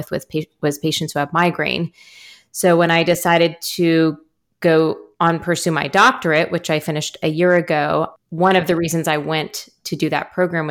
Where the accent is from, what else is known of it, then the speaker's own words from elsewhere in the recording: Kansas City, United States; also born or lived in Decorah, Iowa; I was raised mostly in the Kansas City area and went away for college.